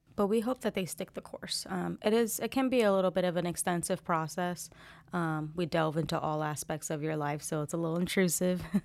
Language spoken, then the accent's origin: English; New Jersey, United States; moved away as an adult; also born or lived in Fort Liberty, North Carolina; now in Fayetteville, United States; I'm originally from Jersey.